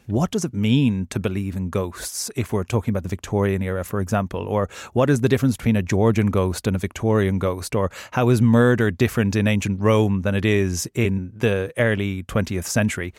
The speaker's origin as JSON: {"language": "English", "country": "Ireland", "tie": "born or raised there", "said": "growing up in the Irish countryside"}